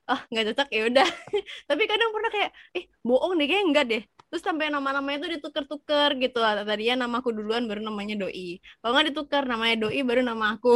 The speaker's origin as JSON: {"language": "Indonesian", "town": "Bandung", "region": "West Java", "country": "Indonesia", "tie": "born or raised there", "said": "Lebih banyak uh, apa menghabiskan waktu ma masa SD lebih baik di Bandung kan."}